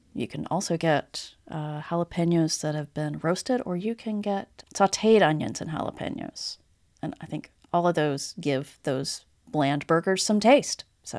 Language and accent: English; Texas, United States; I'm a Texan.